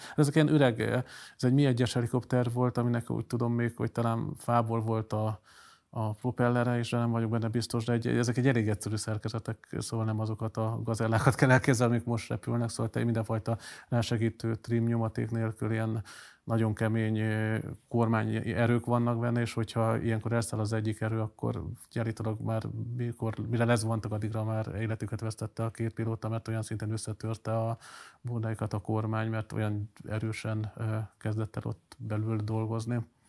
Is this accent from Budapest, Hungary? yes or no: no; Kecskemét, Bács-Kiskun, Hungary; also born or lived in Szolnok / Veszprém; a Katon József gimnáziumban jártam Kecskeméten, hát én ilyen fél árva katonai gyerekként még lakótelepen nőttem fel